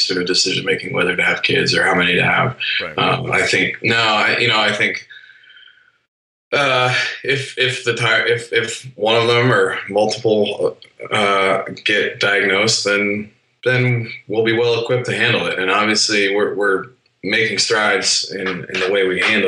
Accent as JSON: {"language": "English", "region": "New Hampshire", "country": "United States", "tie": "born or raised there", "moved": "as an adult", "said": "I grew up in New Hampshire. So this was a world away from home."}